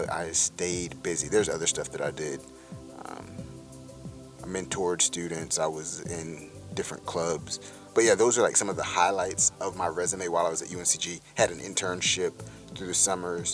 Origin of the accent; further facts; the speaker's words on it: Durham, North Carolina, United States; 20-25 minutes from Durham, my hometown